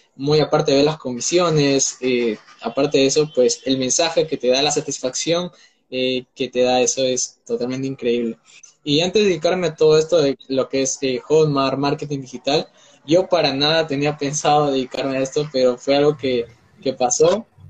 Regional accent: Peru; tengo 19 años, soy de Perú

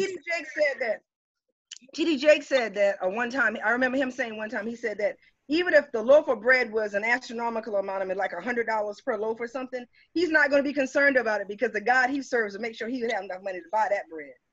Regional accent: Cottageville, South Carolina, United States; moved away as an adult; I'm originally from Cottageville, South Carolina. I come from uh-huh. Route One Box 439. It's a it's a dirt road

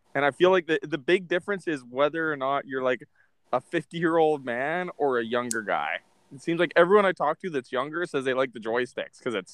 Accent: Canada

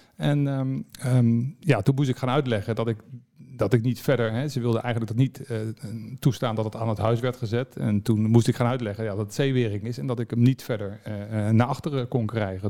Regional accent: The Hague, South Holland, Netherlands; ik was Scheveningen

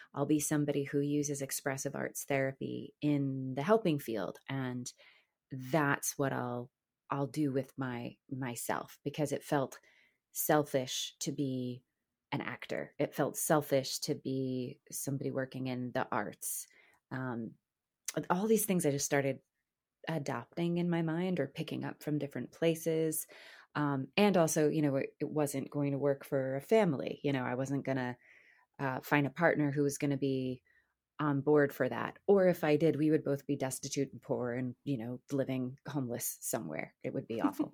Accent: New Jersey, United States; moved away as an adult; also born or lived in Boston; I'm from Jersey

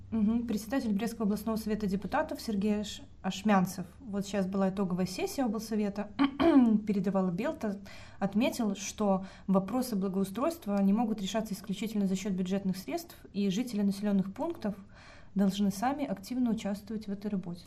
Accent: Pinsk, Brest Region, Belarus; моя малая родина Пинск

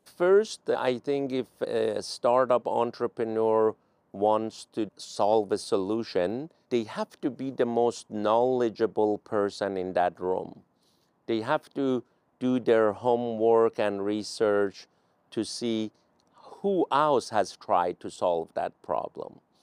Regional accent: Iran; English is a second language; now in United States; I was an immigrant from Iran

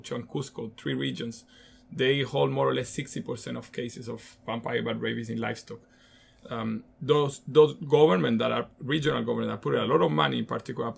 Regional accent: Chile; moved away; also born or lived in Central Africa; I'm Latin American, and I consider myself Latin American before being Chilean

